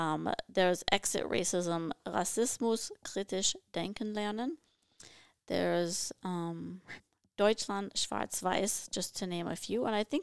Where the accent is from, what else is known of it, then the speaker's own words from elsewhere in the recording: Duluth, Minnesota, United States; Duluth, Minnesota.